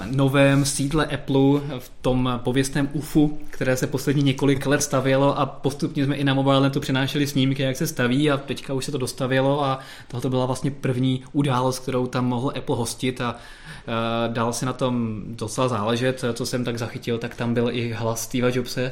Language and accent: Czech; Czechia; jsme Češi